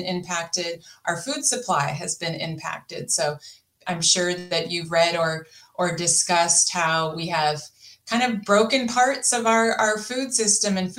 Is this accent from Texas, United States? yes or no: no; Napa County, California, United States; I grew up in California in Napa County